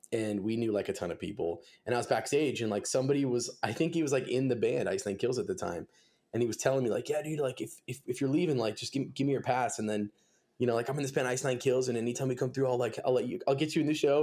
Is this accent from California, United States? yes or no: yes; Simi Valley, California, United States; I grew up in Los Angeles, uh, I was kinda like, kinda active in that scene down there. I played in a couple bands, um, I'm from a town called Simi Valley.